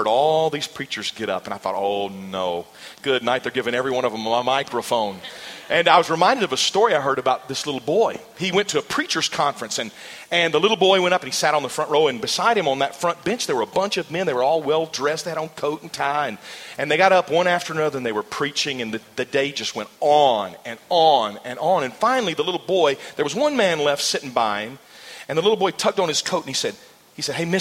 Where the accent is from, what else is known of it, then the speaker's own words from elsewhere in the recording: Arkansas, United States; moved away as an adult; also born or lived in Mississippi / South America / New York / Virginia; now in Louisiana, United States; We served in Arkansas. That was my home state and my home church. The first position I ever served in a church was as the student pastor at the church where I grew up